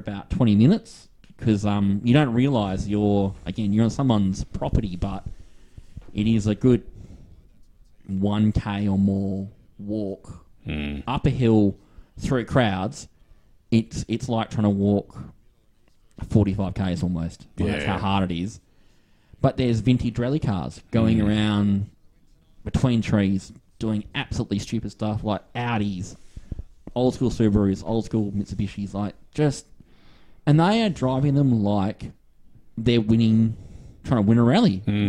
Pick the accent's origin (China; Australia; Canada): Australia; Western Australia; accent: Aussie; I'm Western Australia.